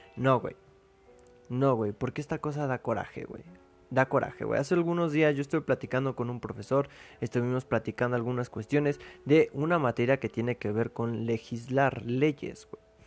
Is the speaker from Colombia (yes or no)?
no; Mexico; así somos los mexicanos